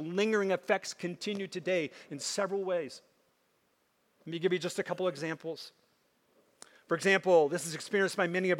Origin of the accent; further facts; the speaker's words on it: Minnesota, United States; I grew up in Minnesota, and I grew up with lots of Native Americans